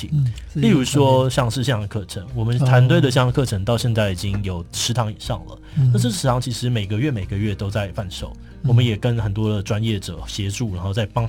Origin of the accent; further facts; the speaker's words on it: Hsinchu, Taiwan; 对，我是新竹人，我非常的紧张